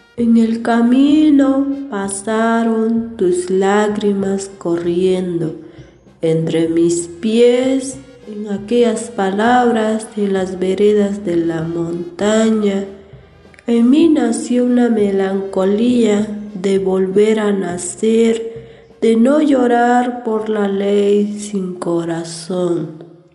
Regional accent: Santa Cruz del Rincón, Guerrero, Mexico; first language Mè'phàà (Tlapanec); Spanish is a second language; originaria de la comunidad de Santa Cruz El Ringón, municipio de Malinaltepet Guerrero

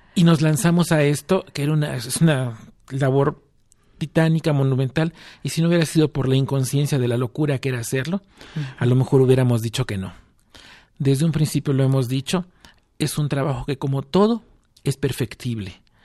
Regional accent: Mexico; como mexicanos estábamos obligados

